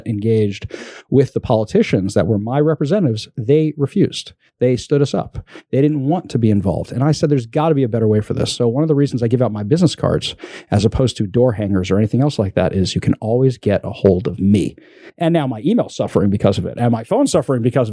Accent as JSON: {"language": "English", "region": "New York", "country": "United States", "moved": "yes", "lives_now": "Seattle, United States", "said": "I'm from New York originally"}